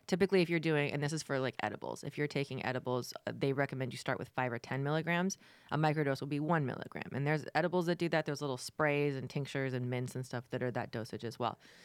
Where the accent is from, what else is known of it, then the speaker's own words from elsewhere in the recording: Florida, United States; I'm from Florida